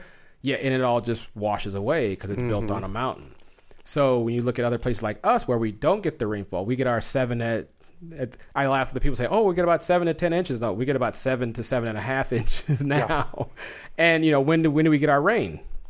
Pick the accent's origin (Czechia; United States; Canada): United States; Southwest; You know, I'm from the Southwest, so hot weather is my thing.